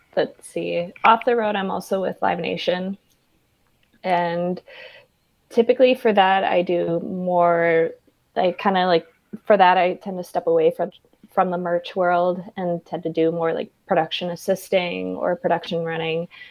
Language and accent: English; Minneapolis, Minnesota, United States; moved away; also born or lived in Atlanta; Minneapolis, where I'm originally from, born and raised